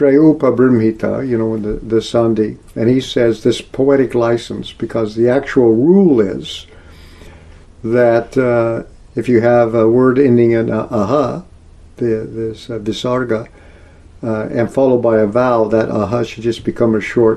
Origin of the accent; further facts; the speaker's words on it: Texas, United States; moved away; also born or lived in Oklahoma, United States; I grew up in Texas and Oklahoma part of my life